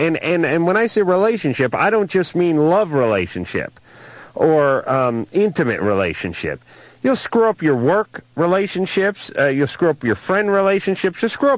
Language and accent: English; Los Angeles, California, United States; I'm from North Hollywood.